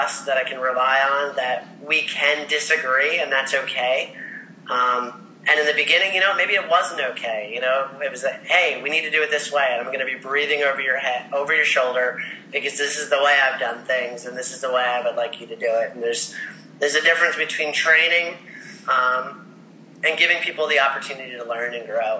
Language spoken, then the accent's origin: English; Ocean Township, New Jersey, United States; I grew up in Ocean Township, New Jersey. It's a little beach town on the Jersey Shore